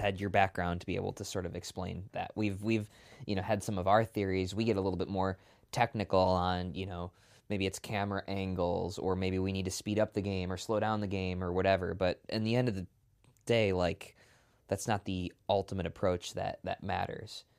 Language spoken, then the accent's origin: English; Milwaukee, Wisconsin, United States; born and raised in, in Milwaukee